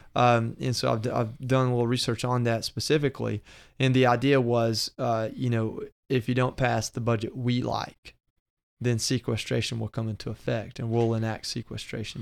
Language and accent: English; Georgia, United States; moved away; I'm from Georgia